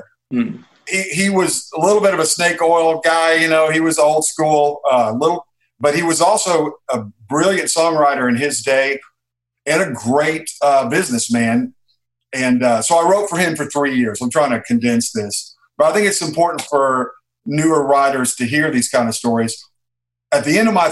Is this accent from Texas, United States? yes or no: yes; Texas, United States; moved away as an adult; also born or lived in Los Angeles; now in Nashville, United States; I was raised in Texas